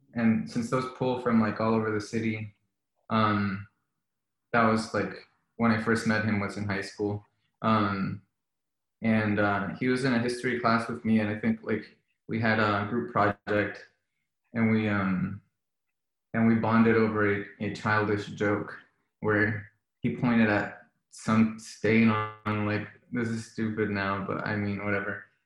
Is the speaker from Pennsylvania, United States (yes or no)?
no; Miami, Florida, United States; moved away as an adult; also born or lived in Colombia / New England; I was born in Colombia and then uh, my family moved to Miami when I was four. So I grew up in um, in Miami